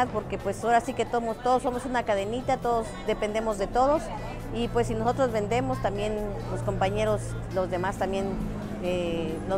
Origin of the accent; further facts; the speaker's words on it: San Cristóbal de las Casas, Chiapas, Mexico; yo vengo de San Cristóbal, eh, la calidad que yo le vendo es pan de San Cristóbal